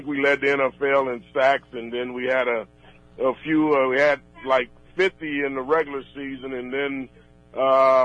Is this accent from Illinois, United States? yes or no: no; Fresno, California, United States; my hometown of Fresno.